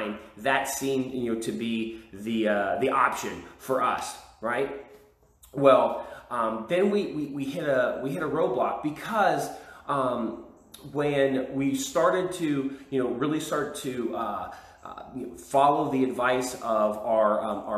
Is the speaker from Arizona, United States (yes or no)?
no; California, United States; moved away as an adult; now in Texas, United States; I was from California, my wife was from Texas